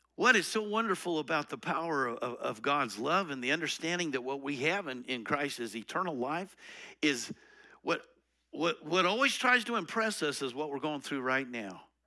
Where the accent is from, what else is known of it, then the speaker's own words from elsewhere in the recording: Colorado, United States; I'm from Colorado